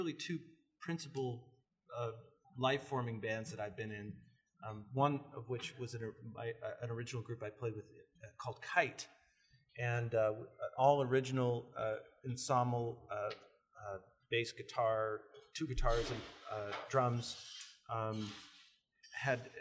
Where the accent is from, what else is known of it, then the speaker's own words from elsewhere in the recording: Coeur d'Alene, Idaho, United States; I was born here in Coeur d'Alene, born and raised